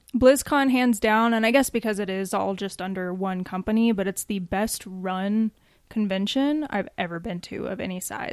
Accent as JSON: {"language": "English", "town": "Atlanta", "region": "Georgia", "country": "United States", "moved": "yes", "lives_now": "Colorado Springs, United States", "said": "my family and my friends that are still out there in Atlanta"}